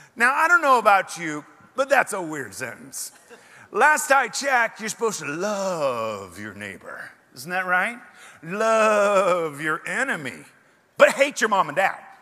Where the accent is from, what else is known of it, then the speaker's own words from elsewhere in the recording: Oregon, United States; moved away as an adult; also born or lived in Portland, Oregon; now in Texas, United States; I'm from Oregon, however, I am a refugee. And uh, I left the burning embers of Portland behind and uh, came down here